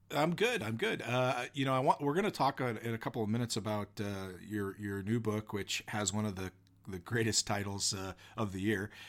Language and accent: English; Washington, United States; also born or lived in central Oregon; now in Oregon, United States; born and raised in Washington, living in Oregon now